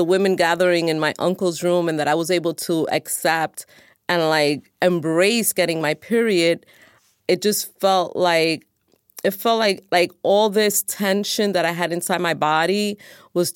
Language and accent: English; New York City, New York, United States; I am 53 years old, and I'm from New York City